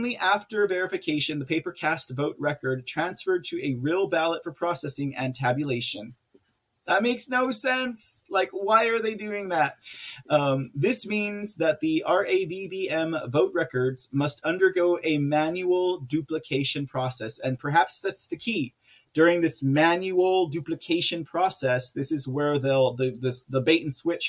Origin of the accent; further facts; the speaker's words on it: San Antonio, Texas, United States; here in my hometown of San Antonio, Texas